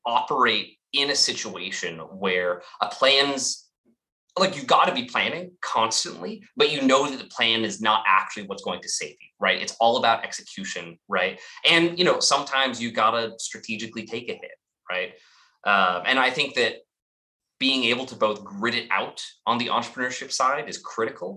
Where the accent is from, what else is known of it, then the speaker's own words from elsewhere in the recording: Los Angeles, California, United States; also born or lived in Humboldt County, California; I grew up in Los Angeles, but I actually split my time between Southern LA and the far northern reaches of California